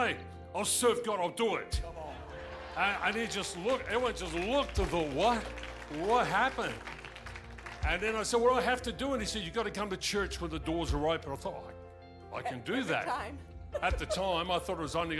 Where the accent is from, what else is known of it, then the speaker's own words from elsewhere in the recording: Australia; I'm Australian